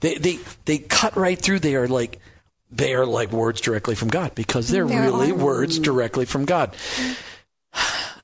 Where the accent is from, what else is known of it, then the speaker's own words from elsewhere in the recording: Minnesota, United States; accent: Minnesota; my Minnesota accent's stronger